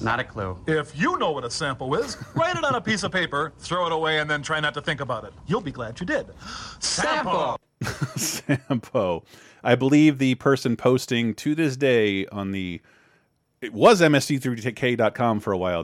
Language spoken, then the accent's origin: English; Florida, United States; I'm from Florida